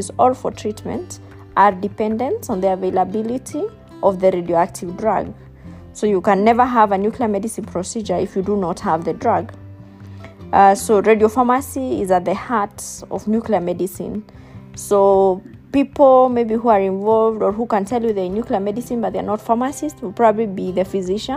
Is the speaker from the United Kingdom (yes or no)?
no; Limuru, Kiambu County, Kenya; also born or lived in South Africa; I'm from Limuru, and I studied at Loreto.